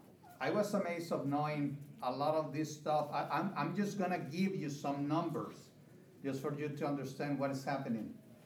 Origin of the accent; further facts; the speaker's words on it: Mexico; moved away as an adult; also born or lived in Texas / Kansas City; now in United States; I'm from Mexico. This is my wife, Alma. And we are both from Mexico, but we came to the States in 2001.